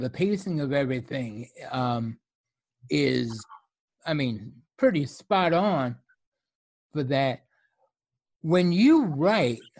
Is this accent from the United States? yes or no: yes; New York, United States; I grew up in New York